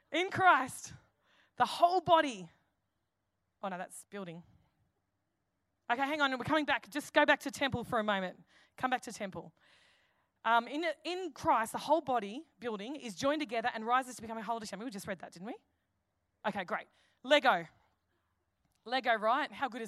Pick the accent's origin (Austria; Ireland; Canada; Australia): Australia; Campbelltown, New South Wales; I'm an Aussie. I'm a fair dinkum, true blue, 2560 Aussie, Campbelltown.